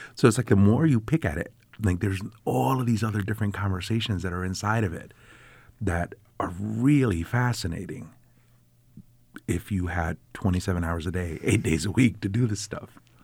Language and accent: English; New York City, New York, United States; now in Syracuse, United States; I grew up in the South Bronx